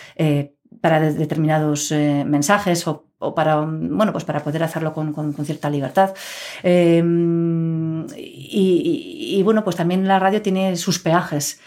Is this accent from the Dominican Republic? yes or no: no; Pamplona, Navarre, Spain; also born or lived in Scotland / Madrid; yo desde pequeñita aquí